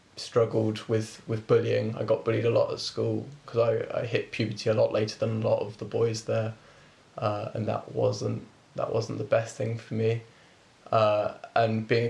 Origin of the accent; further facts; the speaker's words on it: Reading, South East England, United Kingdom; I was born here in Reading.